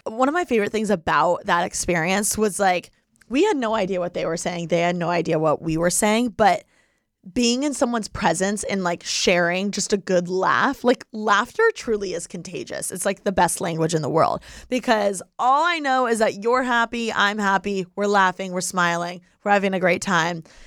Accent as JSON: {"language": "English", "region": "Indiana", "country": "United States", "tie": "born or raised there", "said": "if I were in Indiana, like my hometown"}